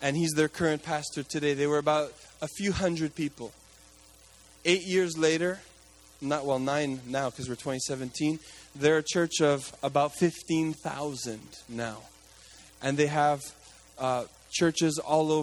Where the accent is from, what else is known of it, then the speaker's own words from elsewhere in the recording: Quebec, Canada; now in Toronto, Canada; I grew up in Quebec